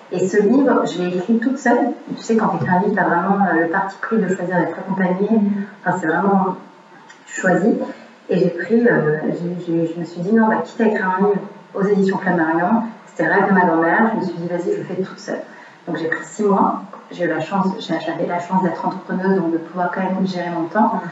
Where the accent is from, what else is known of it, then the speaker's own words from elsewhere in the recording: Montreal, Quebec, Canada; on habite à Montréal, je suis née au Canada.